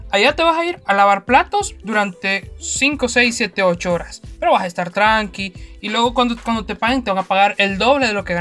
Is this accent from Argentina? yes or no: no; Honduras; uno siendo hondureño